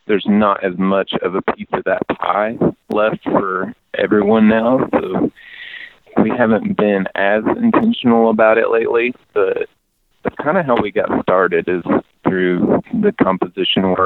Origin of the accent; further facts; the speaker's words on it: East Tennessee, United States; I grew up in East Tennessee with a lot of bluegrass around